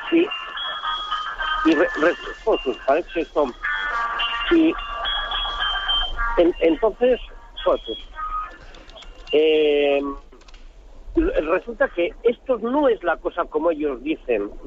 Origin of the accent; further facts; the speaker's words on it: San Sebastián, Basque Country, Spain; yo soy eh, un camionero que ando con camión … de San Sebastián.